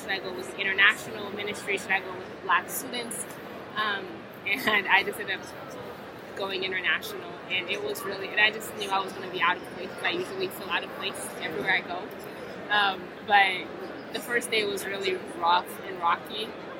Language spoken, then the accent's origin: English; Orlando, Florida, United States; also born or lived in Haiti; I am born in Haiti, raised there part-time, and the other time I grew up in Orlando, Florida